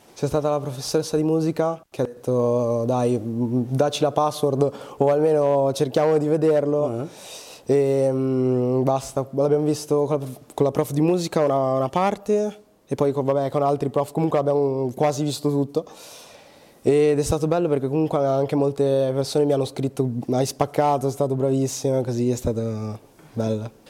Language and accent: Italian; Bergamo, Lombardy, Italy; also born or lived in Angola; now in Milan, Italy; io sono cresciuto a Bergamo, cioè sono nato, um, sono... Uh, sì, cresciuto a Bergamo, sì, sì. poi sono arrivato qua a Milano per studiare recitazione